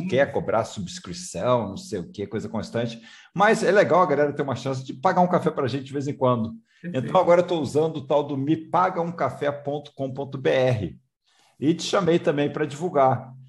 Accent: Rio de Janeiro, Brazil; moved away

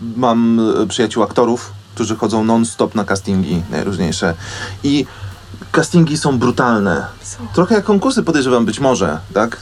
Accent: Wołomin, Masovian Voivodeship, Poland; ja jestem z Wołomina pod Warszawą

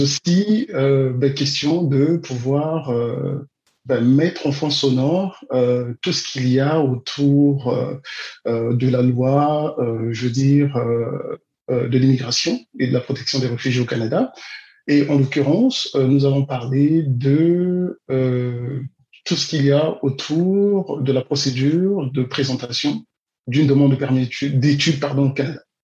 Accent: Brazzaville, Republic of the Congo; je suis né à, Brazzaville, au Congo-Brazzaville, mhm. en 1974

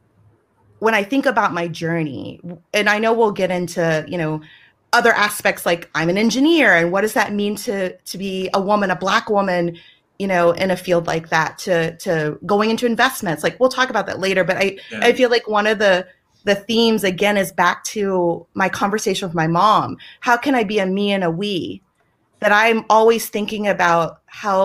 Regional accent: the South, United States; I'm from the South, and I am very proud to be from the South, and that will always be a part of me

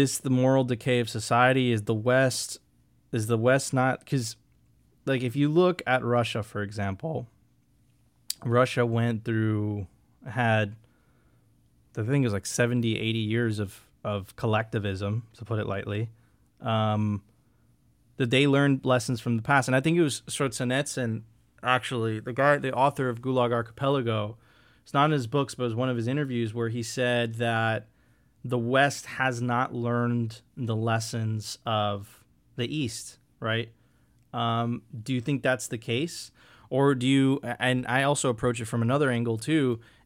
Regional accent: Venezuela; moved away; I come from Venezuela

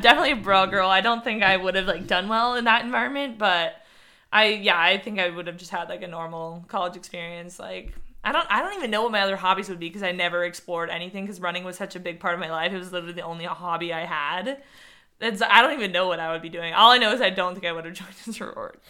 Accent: San Diego, California, United States; I grew up in San Diego.

